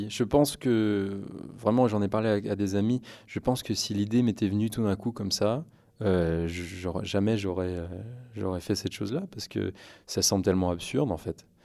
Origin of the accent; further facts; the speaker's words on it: France; mes parents étaient, sont américains, mais j'ai vraiment, je suis né en France, j'ai fait toute ma scolarité dans le système français.